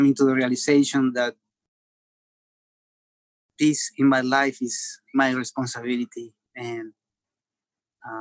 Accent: Montevideo, Uruguay; I was born in Montevideo in Uruguay, and in a neighborhood that was predominantly Black.

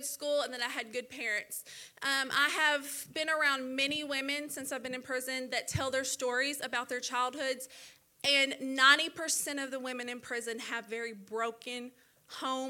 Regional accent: Little Rock, Arkansas, United States; also born or lived in Dallas, Texas; we ended up coming and staying in Little Rock when I was young, and that's where I grew up.

